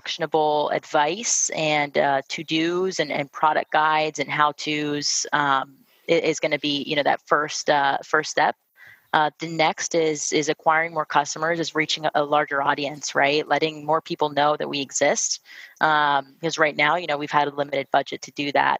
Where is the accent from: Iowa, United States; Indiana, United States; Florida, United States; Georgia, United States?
Florida, United States; Miami; now in Charlotte, United States; we're both from Miami, both moved to Charlotte